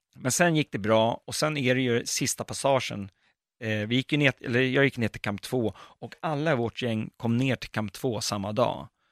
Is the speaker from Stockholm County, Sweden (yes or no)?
yes; Botkyrka, Stockholm County, Sweden; Jag är uppväxt i Fittja